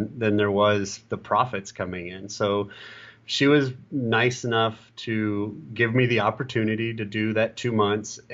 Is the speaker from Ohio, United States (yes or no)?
yes; Columbus, Ohio, United States; my hometown of Columbus, Ohio